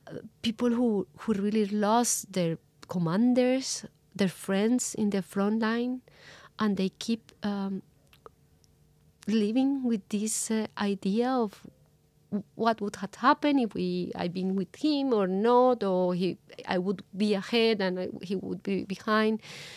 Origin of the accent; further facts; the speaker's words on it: Colombia; You know, with the comparison, it's totally different, but I grew up in Colombia in the 90s.